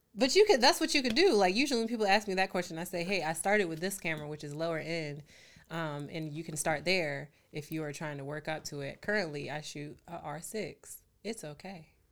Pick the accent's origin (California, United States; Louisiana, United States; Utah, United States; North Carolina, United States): North Carolina, United States; Raleigh; I'm from Raleigh, North Carolina